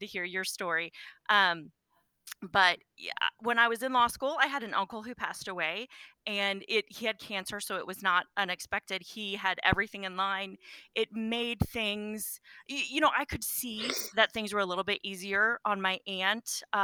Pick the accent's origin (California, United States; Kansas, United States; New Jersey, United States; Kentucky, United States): Kansas, United States; Wyandotte County; now in Shawnee, United States; I grew up in Wyandotte County